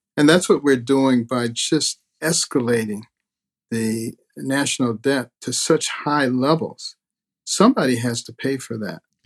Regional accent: United States; also born or lived in Detroit, Michigan / Boston, Massachusetts; when I was growing up in Detroit and Boston

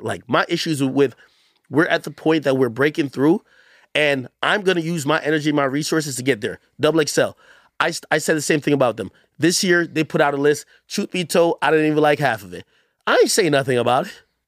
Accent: Jamaica; moved away; I'm from Jamaica.

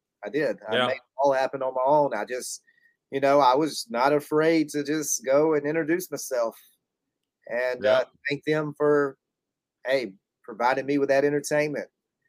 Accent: Alabama, United States; I told him I was from Alabama.

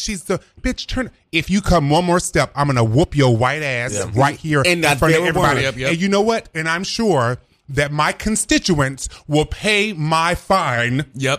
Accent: the South, United States; I'm a Democrat, but it's really like, I really am progressive, but there's a part of me that's conservative in some of my views because I'm from the South.

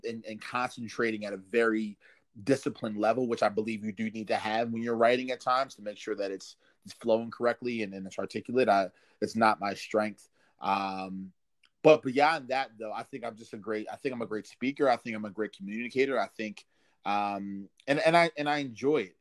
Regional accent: Maryland, United States; It takes me 28 minutes to get back to my hometown

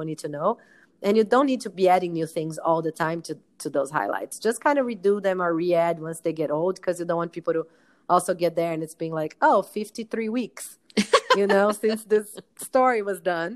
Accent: Brazil; moved away; I'm from Brazil.

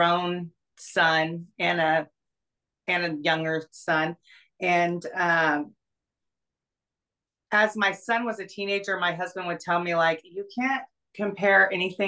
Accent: Reno, Nevada, United States; I grew up in Reno, Nevada

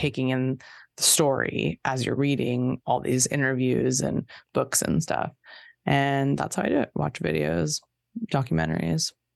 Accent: Torrance, California, United States; I'm from Torrance

